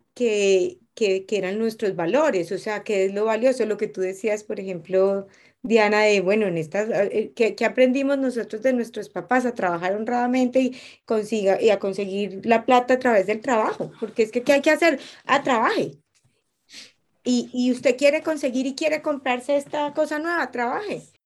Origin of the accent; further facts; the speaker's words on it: Colombia; moved away; volví a mi tierra, volví a mis raíces, llegué a mi, llegué a mi casa y a mí me pasa eso que en Colombia